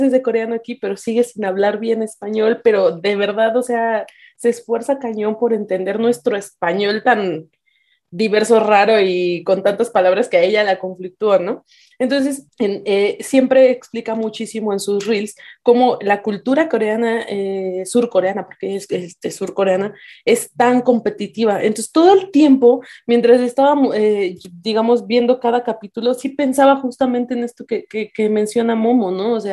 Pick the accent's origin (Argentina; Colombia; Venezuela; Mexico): Mexico; nosotros como mexicanos